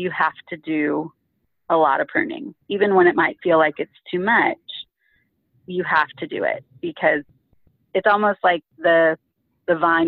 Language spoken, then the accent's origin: English; California, United States; growing up in California where I grew up